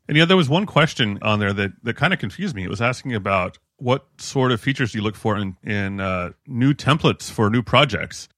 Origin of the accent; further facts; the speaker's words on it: United States; as an American, I am culturally trained to ignore the country